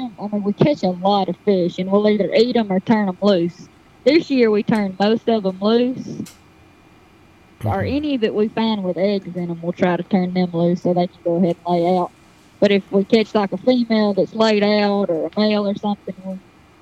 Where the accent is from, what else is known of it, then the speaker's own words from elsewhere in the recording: the South, United States; And then we soak them in hot sauce and deep fry them because we're from the South.